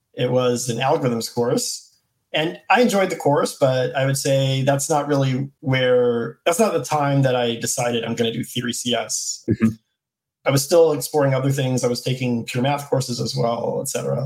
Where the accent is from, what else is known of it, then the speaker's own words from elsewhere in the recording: U.S. Virgin Islands; I'm from St. Thomas in the U.S. Virgin Islands